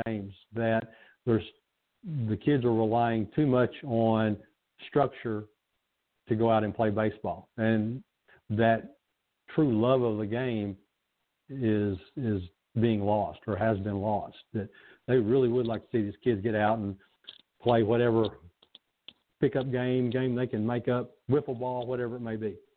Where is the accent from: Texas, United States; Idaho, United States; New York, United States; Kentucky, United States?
Kentucky, United States; a kid that was born and raised in Kentucky